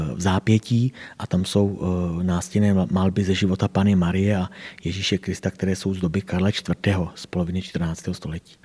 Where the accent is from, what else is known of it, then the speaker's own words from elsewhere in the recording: Doudleby, South Bohemian Region, Czechia; tady u nás v Doudlebech